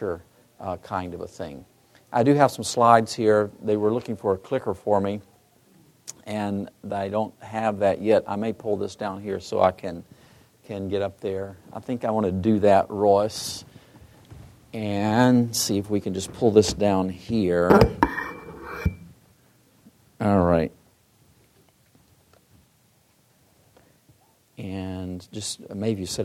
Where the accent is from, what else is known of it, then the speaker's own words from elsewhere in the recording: Michigan, United States; I'm from Michigan, too